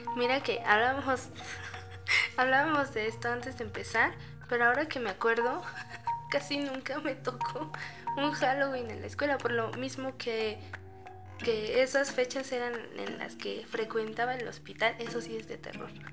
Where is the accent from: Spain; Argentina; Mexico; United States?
Mexico; Lerma, State of Mexico; mi infancia la pasé en Lerma